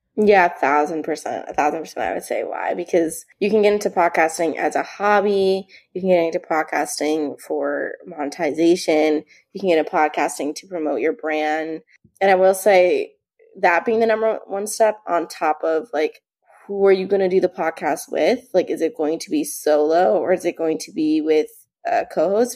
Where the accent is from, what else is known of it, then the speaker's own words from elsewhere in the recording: New Jersey, United States; I'm from New Jersey.